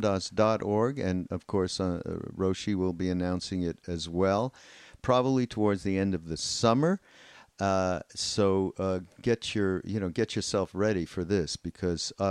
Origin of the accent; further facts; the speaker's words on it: Canada; now in United States; I come from Canada